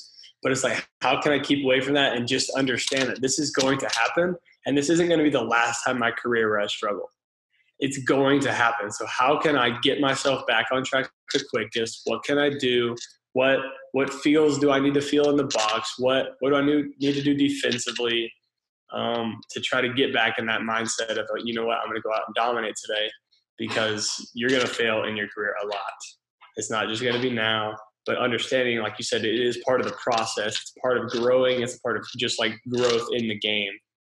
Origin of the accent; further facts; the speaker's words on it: Texas, United States; So it was pretty cool to come home and be in my home state.